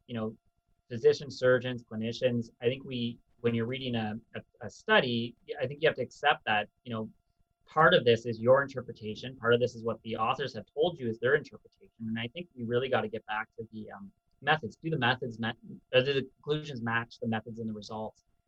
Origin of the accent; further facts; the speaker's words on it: Canada; also born or lived in United Kingdom / United States; as a Canadian